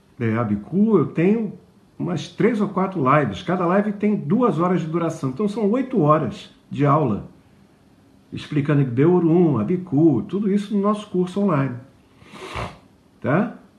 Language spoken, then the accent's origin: Portuguese; Rio de Janeiro, Brazil; moved away; also born or lived in Juiz de Fora, Minas Gerais; Eu morei um tempo em Juiz de Fora eu sou carioca e, numa certa idade, minha família se mudou para lá